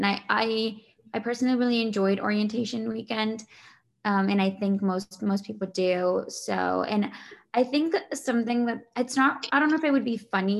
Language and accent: English; Shawnee, Kansas, United States; I am from Shawnee, Kansas.